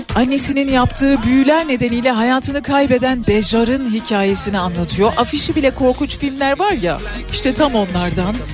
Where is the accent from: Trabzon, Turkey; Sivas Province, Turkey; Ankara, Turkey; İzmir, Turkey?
Ankara, Turkey; also born or lived in Adana; now in Istanbul, Turkey; Ankara'da doğdum, büyüdüm.